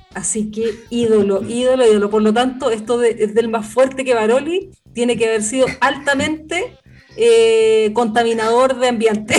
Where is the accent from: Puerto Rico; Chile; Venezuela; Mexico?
Chile; nosotros los chilenos